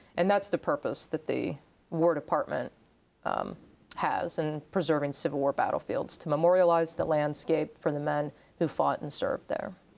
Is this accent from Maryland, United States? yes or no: yes; Maryland, United States; also born or lived in Meyersdale, Pennsylvania; my family moved over to Maryland. So I grew up about two hours from the Gettysburg battlefield